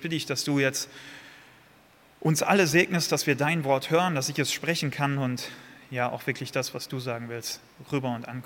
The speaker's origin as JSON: {"language": "German", "region": "North Rhine-Westphalia", "country": "Germany", "said": "Ich komme aus Nordrhein-Westfalen, äh, habe drei Jahre lang im Osten von Nordrhein-Westfalen gewohnt."}